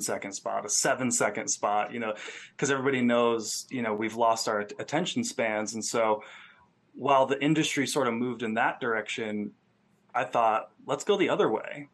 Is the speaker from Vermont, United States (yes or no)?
yes; Rutland, Vermont, United States; moved away as an adult; also born or lived in Phoenix; now in Joshua Tree, United States; I grew up in Vermont, a small town called Rutland, and um, for the first 20 years of my life, it was kind of all that I knew